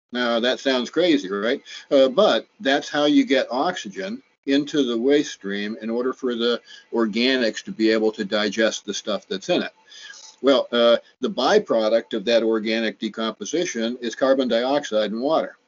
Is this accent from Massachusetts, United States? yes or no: yes; Cape Cod, Massachusetts, United States; I'm a native Cape Codder. I was born uh, at the Cape Cod Hospital, uh, just uh, a few yards from where I, I grew up on Lewis Bay